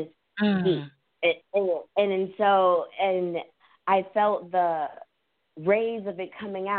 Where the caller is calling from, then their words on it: South Carolina, United States; I am in South Carolina.